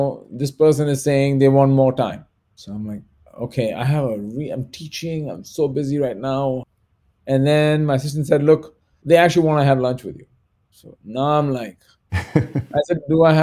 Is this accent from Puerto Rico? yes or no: no; India; moved away as an adult; now in United States; I think of myself as truly an Indian American.